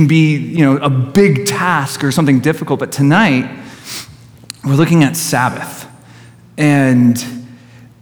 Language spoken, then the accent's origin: English; Poway, California, United States; I grew up in Garden Road